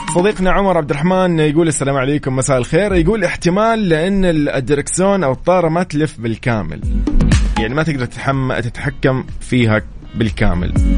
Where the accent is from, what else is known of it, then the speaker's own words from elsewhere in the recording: Saudi Arabia; عندنا في السعوديه